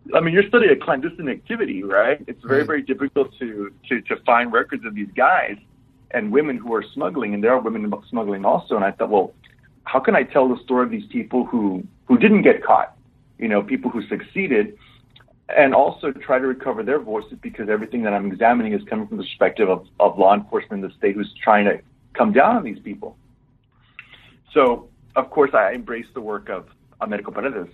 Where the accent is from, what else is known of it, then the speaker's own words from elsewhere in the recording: Laredo, Texas, United States; my hometown uh, was founded in 1755